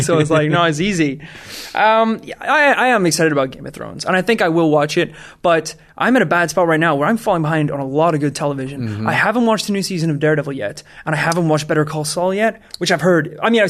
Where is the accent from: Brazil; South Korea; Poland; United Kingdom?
United Kingdom; Wales; Hi, I'm Welsh.